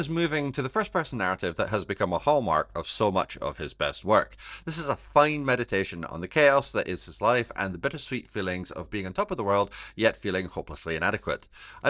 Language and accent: English; Scotland, United Kingdom; I am not going to try and do an accent because he is from Australia and I am from Scotland and I cannot do accents.